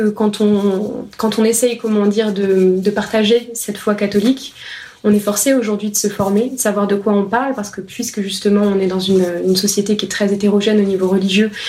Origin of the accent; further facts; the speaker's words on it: France; je suis française. C'est un pays catholique